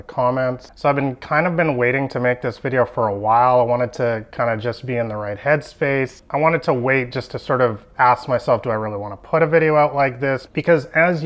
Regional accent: Vancouver, British Columbia, Canada; I'm from Vancouver, Canada

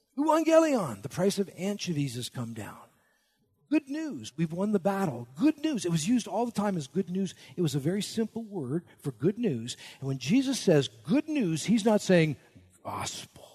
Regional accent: Canada; I'm Canadian, at least in my spirit. I'm actually a dual citizen

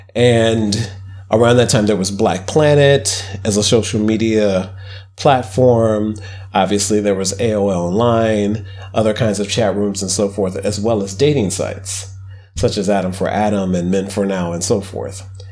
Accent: Midwest, United States; I grew up poor in the Midwest.

